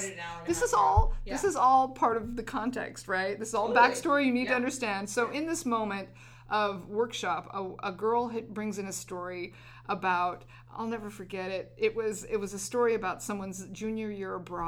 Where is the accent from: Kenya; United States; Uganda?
United States; New Mexico; where I went to school, it was probably 80% or more, they would say Hispanic in New Mexico